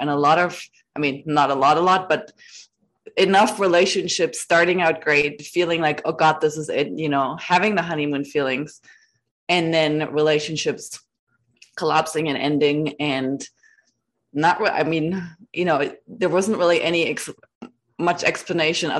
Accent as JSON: {"language": "English", "country": "Germany", "moved": "as an adult", "lives_now": "United States", "said": "I'm from Germany"}